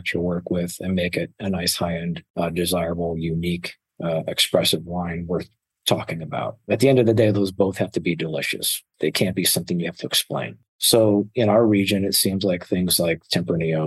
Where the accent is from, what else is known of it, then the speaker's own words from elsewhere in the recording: Scottville, Michigan, United States; also born or lived in Ohio; now in Arizona, United States; So I lived in Mason County, Michigan, a little small town called Scottville, directly across Lake Michigan from Milwaukee